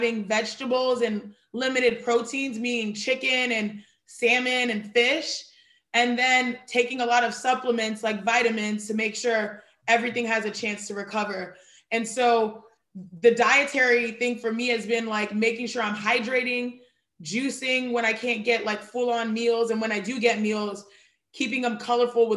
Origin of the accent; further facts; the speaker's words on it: Houston, Texas, United States; I was born and raised in Houston, Texas, but my parents and every generation behind my parents were born and raised in Nigeria